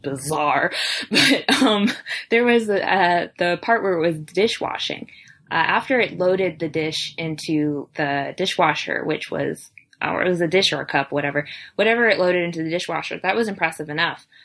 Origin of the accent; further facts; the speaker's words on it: New York, United States; We're from New York, but we're American